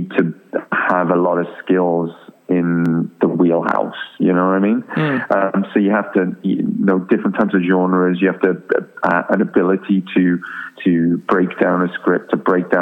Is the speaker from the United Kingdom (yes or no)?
yes; Wales, United Kingdom; I'm from Wales originally, and, you know, I'm a Welsh speaker and went to Welsh school